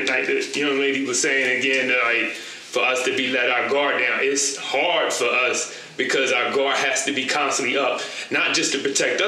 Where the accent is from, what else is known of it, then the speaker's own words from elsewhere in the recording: New Jersey, United States; I'm from Jersey